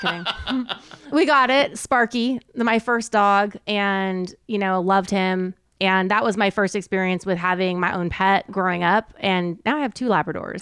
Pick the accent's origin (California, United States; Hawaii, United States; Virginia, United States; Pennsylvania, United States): California, United States; Southern; now in Texas, United States; I grew up in Southern California